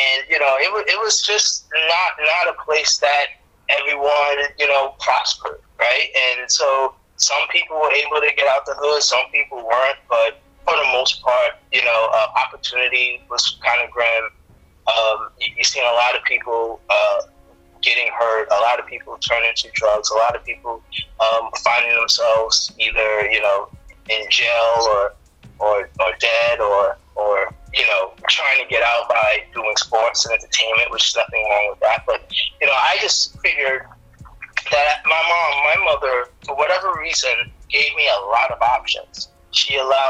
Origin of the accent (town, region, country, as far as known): New York City, New York, United States; born or raised there